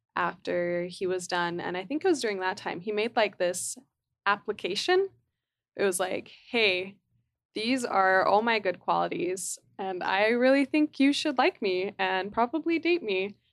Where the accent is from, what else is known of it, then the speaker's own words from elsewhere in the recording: Utah, United States; growing up in Utah